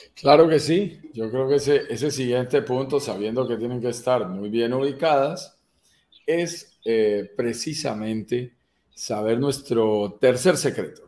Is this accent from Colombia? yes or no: yes; Colombia; mi propio país